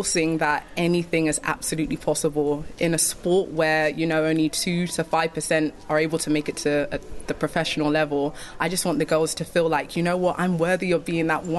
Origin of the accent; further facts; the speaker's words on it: United Kingdom; I'm a British sprinter